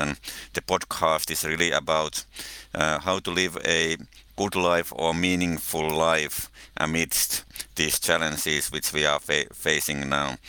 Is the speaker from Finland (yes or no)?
yes; Finland; I come from Finland, living in Helsinki